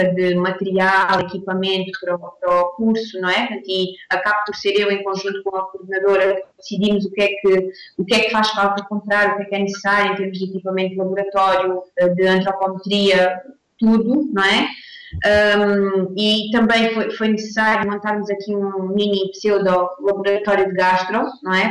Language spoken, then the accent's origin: Portuguese; Alentejo, Portugal; now in Mozambique; sou alentejana